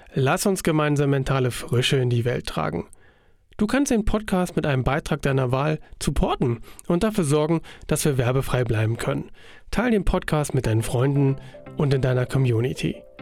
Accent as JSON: {"language": "German", "country": "Germany", "tie": "born or raised there", "said": "ich bin ja in der DDR aufgewachsen"}